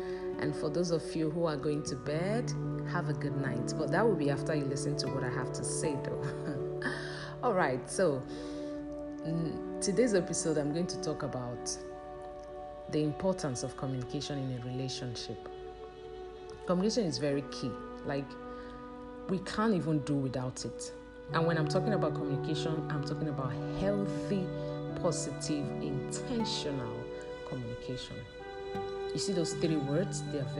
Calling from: Nigeria; I'm speaking from Nigeria, and in Nigeria it's 7:54 a.m.

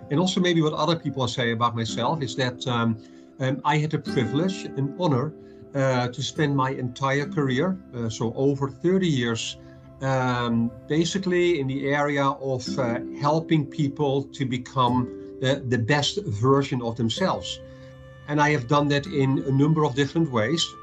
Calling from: Madrid, Community of Madrid, Spain; calling in from uh, Madrid, uh, Spain

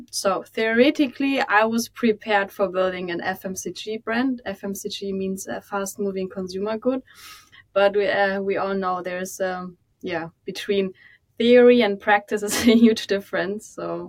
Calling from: Hamburg, Germany; Right from Hamburg, most beautiful city in Germany.

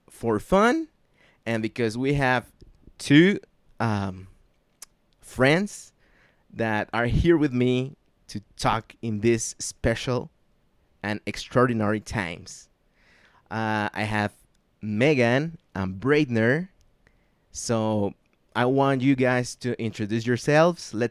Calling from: Zapopan, Jalisco, Mexico; English is a second language; I'm recording this from Zapopan, Jalisco, Mexico, in the west side or the west coast of this great country

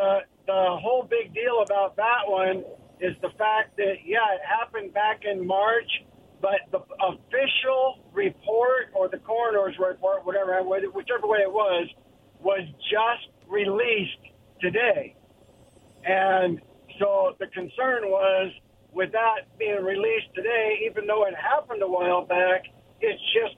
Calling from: Kennewick, Washington, United States; Hey, guys. … from Kennewick.

